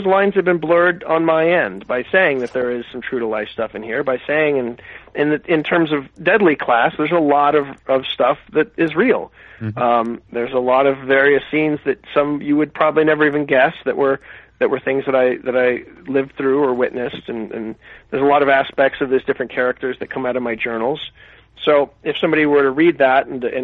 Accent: Phoenix, Arizona, United States; I grew up in Phoenix, and I, you know, lived in a small town

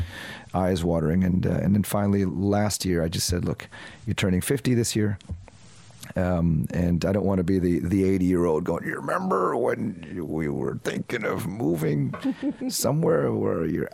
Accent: United States; accent: American; now in Perth, Australia; I'm an American-accented, Asian-looking, internationally educated Australian

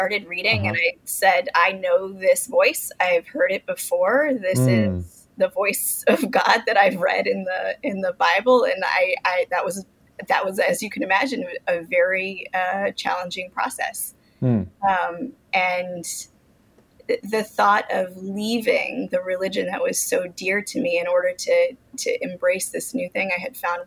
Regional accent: Mitchellville, Maryland, United States; I grew up in Mitchellville, Maryland, which is just outside of D.C.

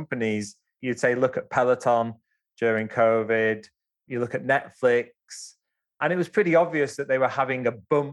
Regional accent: Wigan, North West England, United Kingdom; also born or lived in India / Japan; I'm a Wigan Scouser. So that's where I grew up in Wigan, but from Scouse background.

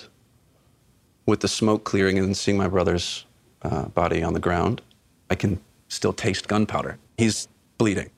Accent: North Carolina, United States; we grew up in North Carolina and, you know, country family and worked the farm

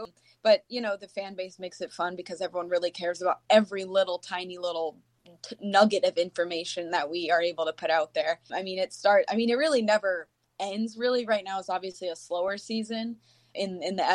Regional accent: Tampa, Florida, United States; moved away as an adult; now in Green Bay, United States; I'm from Tampa and went to University of Florida

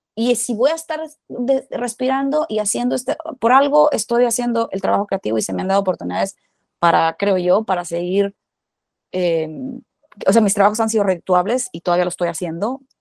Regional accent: Culiacán, Sinaloa, Mexico; moved away; yo nací en Culiacán, Sinaloa

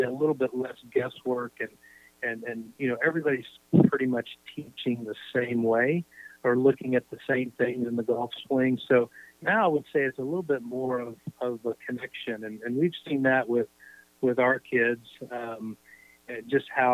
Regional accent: Indiana, United States; I grew up in Indiana, as you know, it's a basketball crazy state

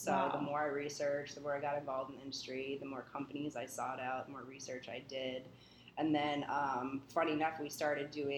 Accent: New Hampshire, United States; I grew up in New Hampshire

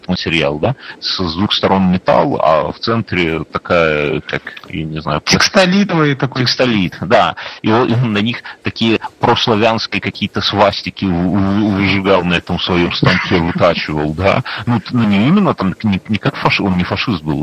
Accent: Belarus; Мы белорусы как жили со времен Вышелка, так тут и никто нас не тусует.

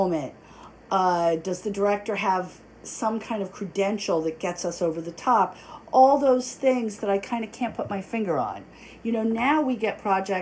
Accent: New York City, New York, United States; I grew up in New York City.

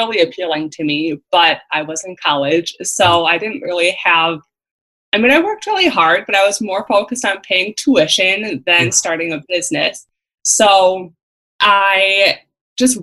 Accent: Central Wisconsin, United States; I am from Central Wisconsin

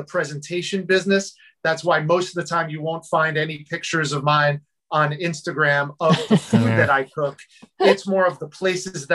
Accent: New Jersey, United States; I grew up in New Jersey.

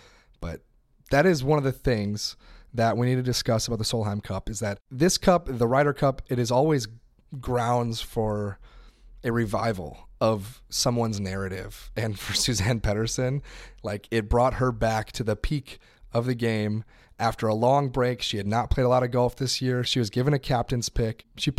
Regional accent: United States; I'm American.

